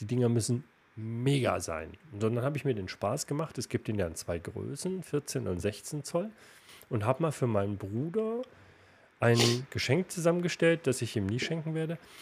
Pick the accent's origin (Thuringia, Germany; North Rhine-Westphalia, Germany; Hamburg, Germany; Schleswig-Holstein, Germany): Thuringia, Germany; Erfurt; moved away; Wir beide als, als Erfurter und ich im Herzen immer noch.